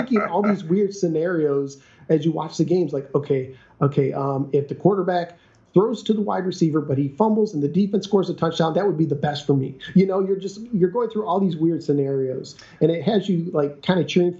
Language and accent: English; Michigan, United States; moved away; I was born in Michigan